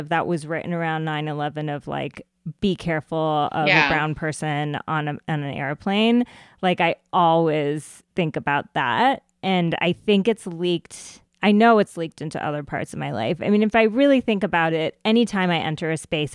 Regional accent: United States; accent: American; I was born in this country. Like I have an American accent

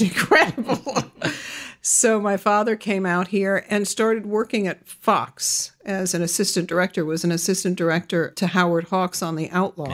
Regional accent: London, United Kingdom; also born or lived in Los Angeles; I was born here in, in Los Angeles, but raised in London

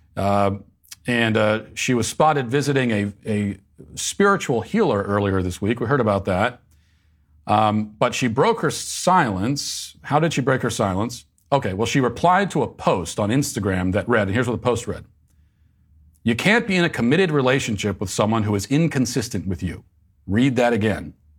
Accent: Virginia, United States; moved away; my home state of, uh, Virginia

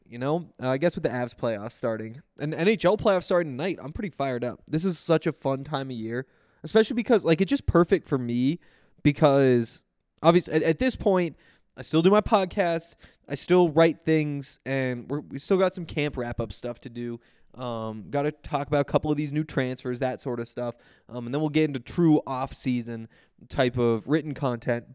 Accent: Montana, United States; moved away; I'm from Montana

